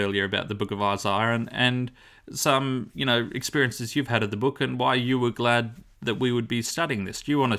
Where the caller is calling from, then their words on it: Launceston, Tasmania, Australia; I'm recording from Launceston, Tasmania.